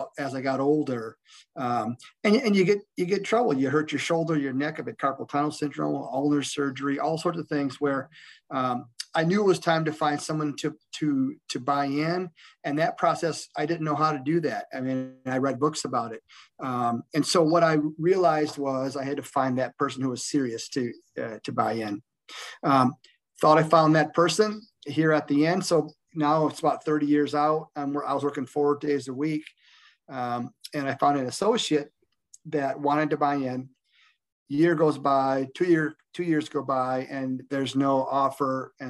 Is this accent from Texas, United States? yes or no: no; Michigan, United States; also born or lived in Fenton, Michigan; I ended up going back to my roots, and I worked for a little bit in my hometown, and then I found a great place just south of that in Fenton, Michigan